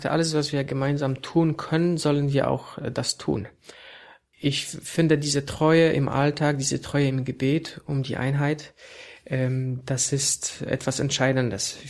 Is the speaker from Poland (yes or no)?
yes; Poland; now in Germany; das ist auch kein Zufall, dass ich als Pole äh, hier in Deutschland arbeite, weil wir eben so eine Mischung auch wollen.